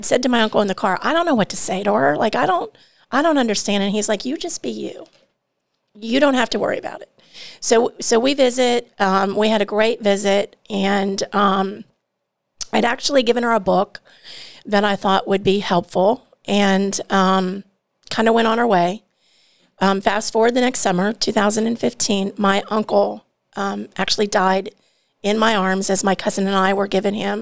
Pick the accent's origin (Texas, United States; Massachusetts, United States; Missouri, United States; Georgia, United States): Georgia, United States; also born or lived in Ohio; I'm from Georgia. My family is from Georgia and Ohio